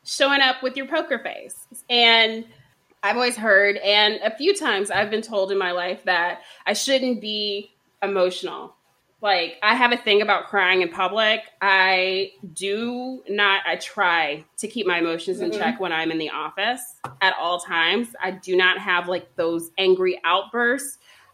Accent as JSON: {"language": "English", "region": "Texas", "country": "United States", "said": "I'm from Texas"}